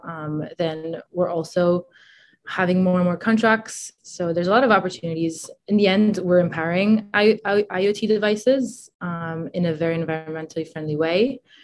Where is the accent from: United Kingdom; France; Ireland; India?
France; moved away; also born or lived in Italy / Boston; I'm originally from Italy. Uh, then when I was a kid, I we moved to France, me and my family, and so I grew up in the French